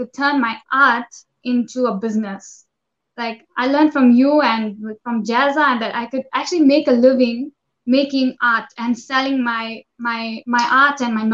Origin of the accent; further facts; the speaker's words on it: Durban, KwaZulu-Natal, South Africa; I'm from South Africa.